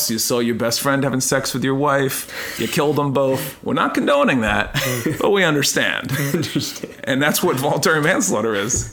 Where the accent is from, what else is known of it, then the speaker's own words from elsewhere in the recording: United States; Americans, I think, just by nature, we love theater and movies and drama